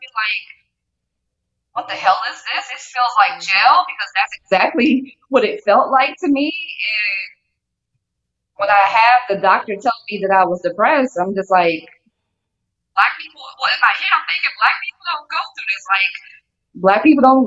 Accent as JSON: {"language": "English", "town": "New Orleans", "region": "Louisiana", "country": "United States", "said": "I'm from New Orleans, Louisiana"}